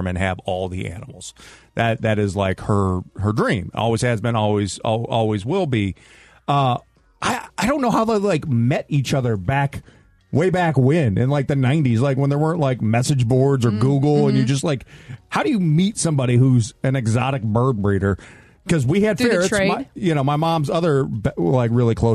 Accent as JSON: {"language": "English", "town": "St. Louis", "region": "Missouri", "country": "United States", "tie": "born or raised there", "said": "the neighborhood that I grew up in St. Louis was built right after the war"}